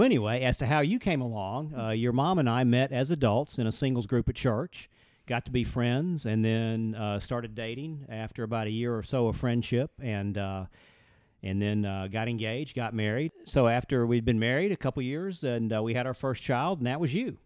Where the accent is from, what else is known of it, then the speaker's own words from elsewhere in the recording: Birmingham, Alabama, United States; grew up in Birmingham, Alabama